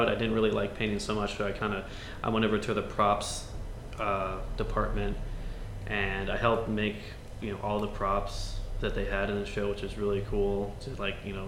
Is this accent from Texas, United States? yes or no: no; the Valley, Southern California, United States; also born or lived in Pasadena; I grew up in Southern California in the Valley